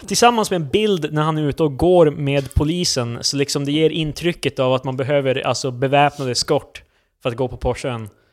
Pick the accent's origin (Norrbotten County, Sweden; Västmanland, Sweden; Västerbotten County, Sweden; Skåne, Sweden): Norrbotten County, Sweden; Luleå; now in Stockholm, Sweden; Du och jag är ju från Luleå.